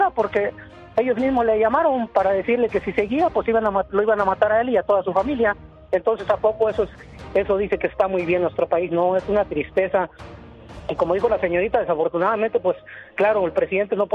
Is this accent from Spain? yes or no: no; Purechucho, Michoacán, Mexico; Soy exactamente de Purechucho. No voy a decir que soy de la ciudad, soy de un pueblo.